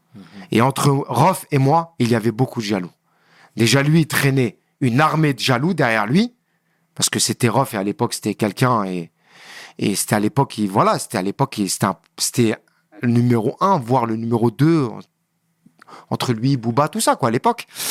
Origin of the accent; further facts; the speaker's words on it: Le Kremlin-Bicêtre, Île-de-France, France; je suis du Kremlin